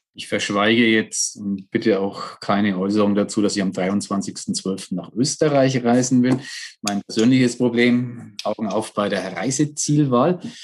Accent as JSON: {"language": "German", "town": "Nuremberg", "region": "Bavaria", "country": "Germany", "tie": "born or raised there", "said": "bin hier groß geworden in der Stadt"}